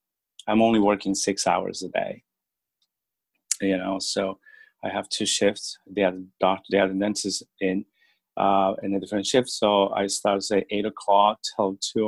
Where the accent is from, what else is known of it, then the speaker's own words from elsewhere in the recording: Bolivia; moved away as an adult; now in Etobicoke, Canada; I'm originally from Bolivia, so I practice there as well